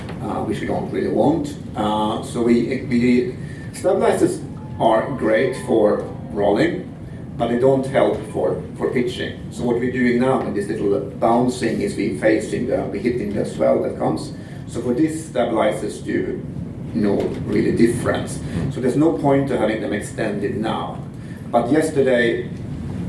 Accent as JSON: {"language": "English", "country": "Sweden", "accent": "Swedish", "moved": "as an adult", "lives_now": "Kelowna, Canada", "said": "I'm Swedish, as you can hear from this beautiful singing accent."}